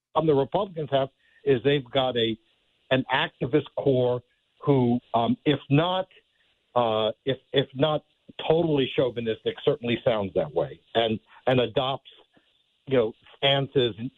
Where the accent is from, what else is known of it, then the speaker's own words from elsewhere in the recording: New York, United States; when I was a kid growing up in New York